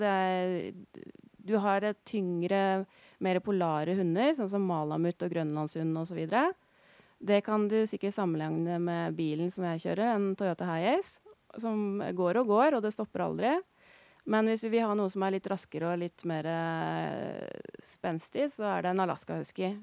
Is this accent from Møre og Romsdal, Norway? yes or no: no; Notodden, Vestfold og Telemark, Norway; moved away as an adult; now in Øystre Slidre, Norway; Jeg er fra Notodden i Telemark